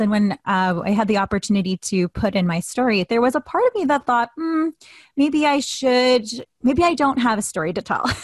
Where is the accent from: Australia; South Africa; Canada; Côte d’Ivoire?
Canada; I am mixed Filipino Canadian